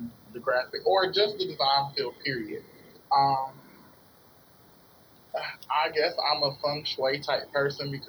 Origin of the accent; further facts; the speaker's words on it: Goldsboro, North Carolina, United States; I'm originally from Goldsboro, North Carolina